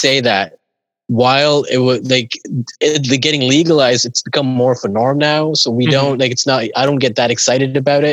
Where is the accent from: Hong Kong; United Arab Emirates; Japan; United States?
United Arab Emirates; Dubai; moved away as an adult; also born or lived in St. John's, Canada; now in Toronto, Canada; I'm from Dubai, UAE. Grew up, born, raised in Dubai.